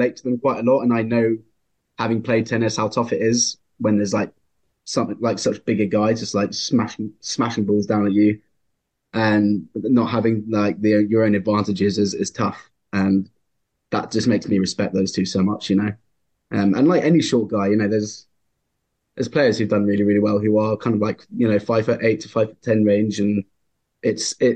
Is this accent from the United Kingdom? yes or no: yes; England, United Kingdom; I'm English, so I've grown up a big rugby fan